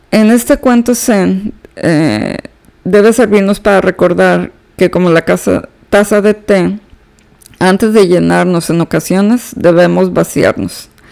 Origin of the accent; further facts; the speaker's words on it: Monterrey, Nuevo León, Mexico; moved away as an adult; now in Houston, United States; yo soy originaria de Monterrey, Nuevo León, México